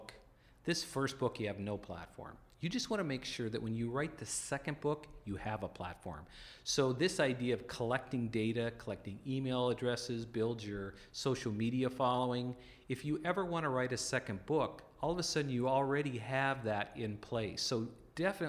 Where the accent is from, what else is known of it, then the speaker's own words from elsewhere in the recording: North Dakota, United States; I grew up in the North Dakota Plains